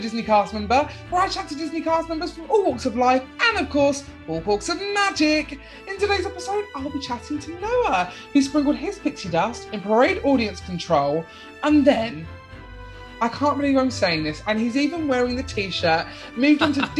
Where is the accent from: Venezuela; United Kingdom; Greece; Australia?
United Kingdom; obviously, whenever I have an accent, obviously, I'm from the UK.